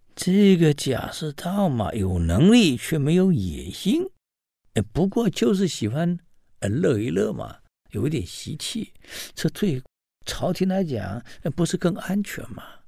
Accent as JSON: {"language": "Chinese", "country": "China", "said": "我们中国人"}